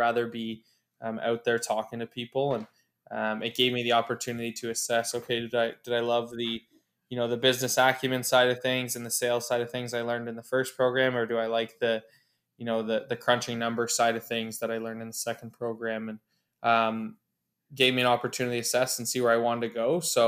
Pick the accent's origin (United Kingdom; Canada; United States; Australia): Canada; Oshawa, Ontario; now in Ottawa, Canada; I grew up in Oshawa, Ontario, and moved to Ottawa in 2010.